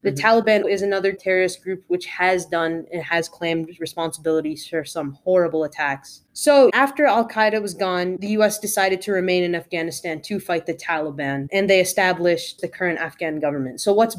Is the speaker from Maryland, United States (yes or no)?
no; Connecticut, United States; we are also both freshmen in high school, both born and raised in Connecticut